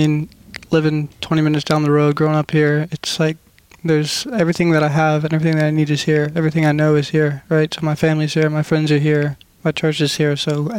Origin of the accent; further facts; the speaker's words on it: Ona, West Virginia, United States; growing up here in West Virginia